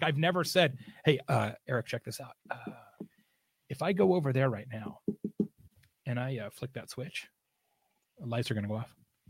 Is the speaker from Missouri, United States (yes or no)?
no; Arizona, United States; moved away; also born or lived in Scottsdale; I used to live in Scottsdale for a long, long time. I'm from Arizona originally.